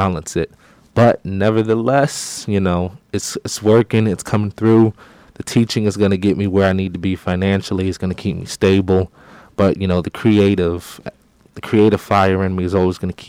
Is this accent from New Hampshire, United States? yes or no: no; Virginia Beach, Virginia, United States; I am from Virginia Beach, Virginia, the 757